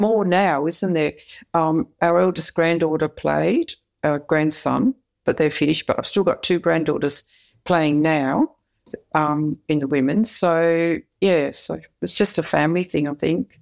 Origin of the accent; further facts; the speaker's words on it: Perth, Western Australia, Australia; I grew up in Perth